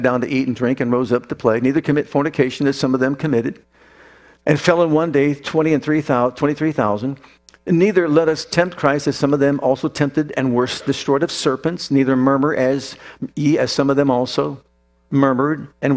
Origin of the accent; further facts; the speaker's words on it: Youngstown, Ohio, United States; I grew up in Youngstown, Ohio